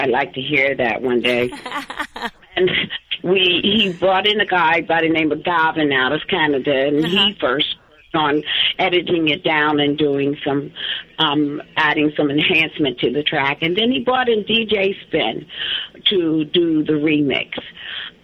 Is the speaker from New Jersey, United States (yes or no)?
yes; New Jersey, United States; the house that I grew up in New Jersey